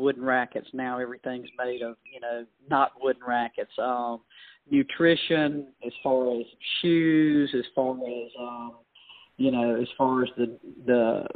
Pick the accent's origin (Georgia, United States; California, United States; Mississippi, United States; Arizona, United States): Mississippi, United States; Winona; I'm from Winona, a little small town from Winona High School